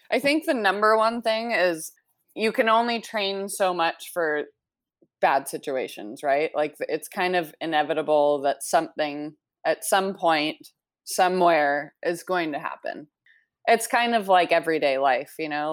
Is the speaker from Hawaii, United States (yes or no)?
yes; Maui, Hawaii, United States; also born or lived in Canada; I grew up here on Maui. Uh, I moved here when I was nine years old